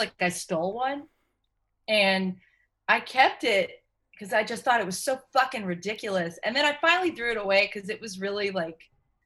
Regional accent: Tennessee, United States; I'm from Tennessee

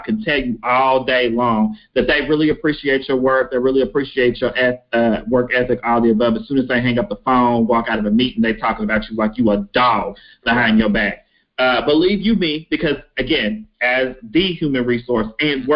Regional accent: Henderson, Kentucky, United States; I am from small town USA, Kentucky, Henderson, Kentucky

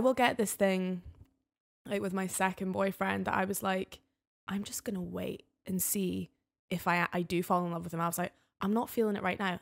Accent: the Highlands, Scotland, United Kingdom; now in Edinburgh, United Kingdom; I'm from the Highlands

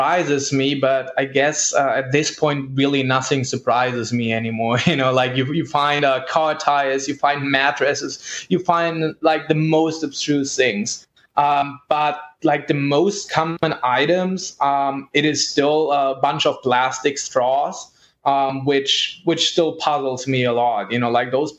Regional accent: Germany; moved away; I'm originally from Germany

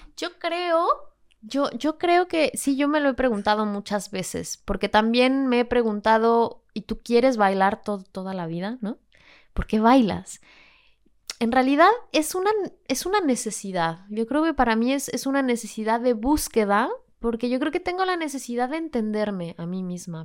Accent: Mexico City, Mexico; moved away as an adult; now in Seville, Spain; Vengo de la Ciudad de México. Yo soy mexicana y vivo en Sevilla

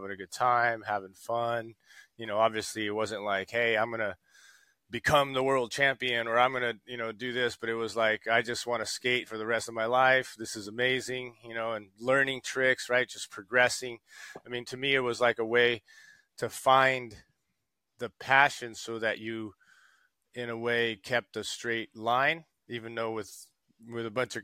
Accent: São Paulo, Brazil; also born or lived in Rio de Janeiro; I was born in Rio de Janeiro and raised in São Paulo

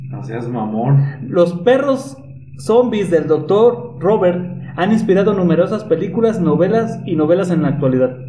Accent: Mexico; Soy mexicano, soy tercermundista

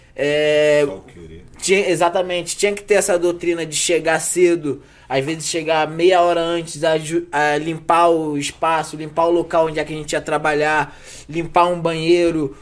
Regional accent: Rio de Janeiro, Brazil; also born or lived in Vidigal, Rio de Janeiro; sou cria da Zona Norte, do Lins, Meia, ali, gente de dentro, tudo ali é nossa área ali. Eu sempre fui cria da Zona Norte

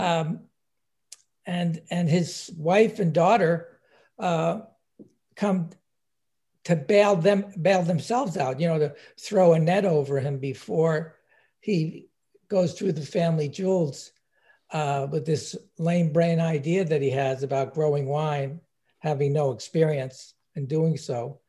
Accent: New York area, United States; I'm from, I'm from New York, uh, area

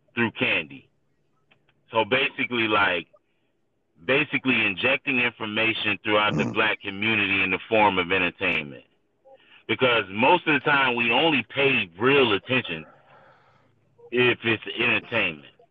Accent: St. Petersburg, Florida, United States; I was born and raised in St. Pete

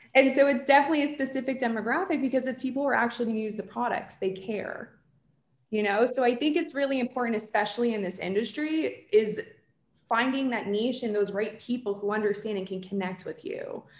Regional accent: New Jersey, United States; I'm from Jersey

